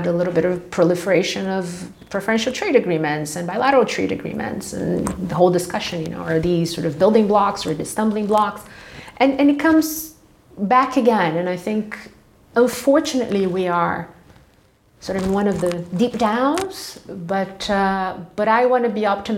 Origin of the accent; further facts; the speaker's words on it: Rio de Janeiro, Brazil; moved away as an adult; also born or lived in Brasilia, Brazil; now in Switzerland; I'm not from the city of Rio itself. I'm from the state of Rio, about two hours from the capital, which is a relatively small town for Brazilian standards